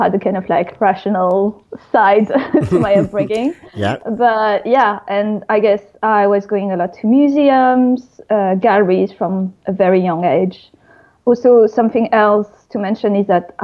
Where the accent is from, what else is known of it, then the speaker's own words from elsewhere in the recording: Paris, Île-de-France, France; English is a second language; moved away as an adult; now in London, United Kingdom; I'm French and I grew up and studied in Paris, but I've been based in London for the past 9 years